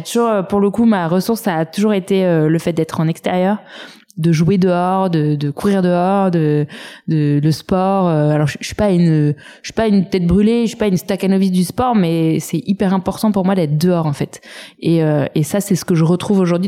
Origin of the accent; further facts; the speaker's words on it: Saint-Cloud, Île-de-France, France; J'ai grandi à Saint-Cloud euh, dans les Hauts-de-Seine